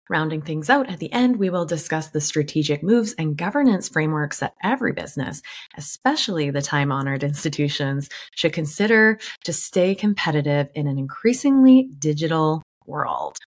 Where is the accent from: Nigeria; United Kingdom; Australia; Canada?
Canada; Vancouver, British Columbia; my hometown, Vancouver, Canada